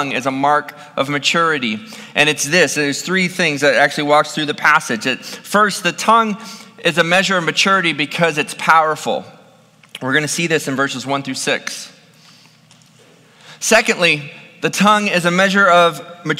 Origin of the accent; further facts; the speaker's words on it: Ohio, United States; also born or lived in North Phoenix, Arizona; now in Phoenix, United States; growing up in Ohio was around farm country